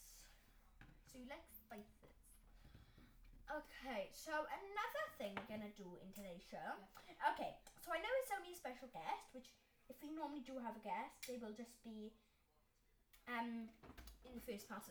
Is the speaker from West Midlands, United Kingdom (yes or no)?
no; Wales, United Kingdom; I'm from Wales.